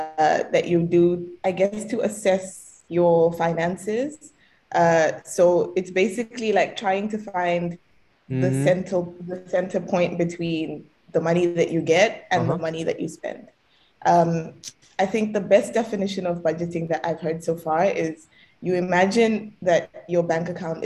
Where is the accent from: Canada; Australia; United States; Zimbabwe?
Zimbabwe; on paper, I'm Zimbabwean. So I guess for today, we can just say that I'm from Zimbabwe.